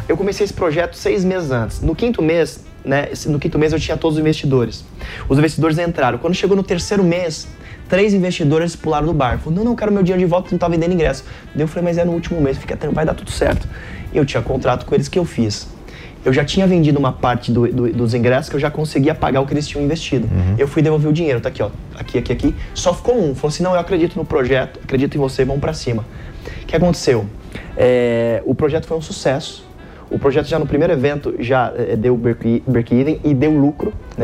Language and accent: Portuguese; Caraguatatuba, São Paulo, Brazil; now in São Paulo, Brazil; a gente se mudou para Caraguatatuba, litoral norte.